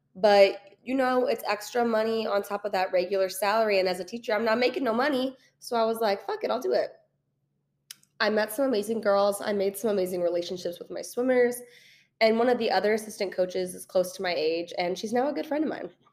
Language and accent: English; St. Louis, Missouri, United States; moved away as an adult; now in Kansas City, United States; I am originally from Saint Louis, I moved to Kansas City fresh out of college about three years ago.